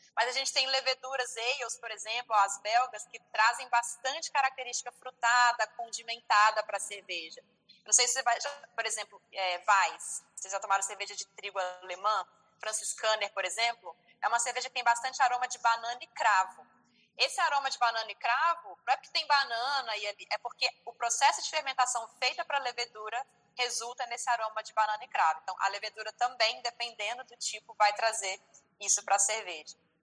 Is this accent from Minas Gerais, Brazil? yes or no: yes; Viçosa, Minas Gerais, Brazil; now in Ribeirão Preto, Brazil; eu sou mineira, sou de Viçosa, Minas Gerais, mas moro atualmente aqui em Ribeirão Preto, que fica no estado de São Paulo